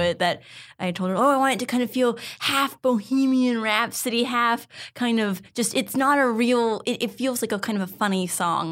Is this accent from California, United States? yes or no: yes; San Ramon, California, United States; I grew up in a town called San Ramon